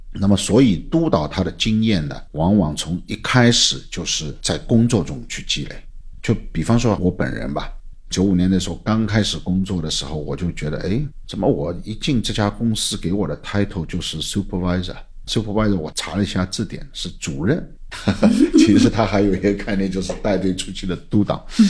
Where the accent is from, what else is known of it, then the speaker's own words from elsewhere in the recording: Shanghai, China; 我们上海人